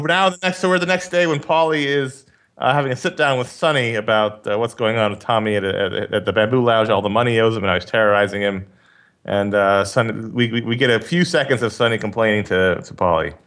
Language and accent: English; New York City, New York, United States; I grew up in Queens